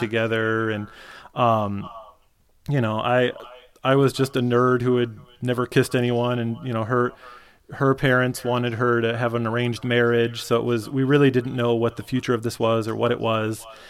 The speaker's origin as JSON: {"language": "English", "region": "Michigan", "country": "United States", "tie": "born or raised there", "said": "I grew up in Michigan."}